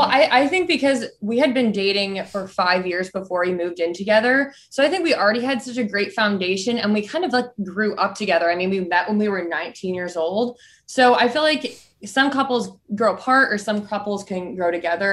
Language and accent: English; Michigan, United States; I'm from Michigan.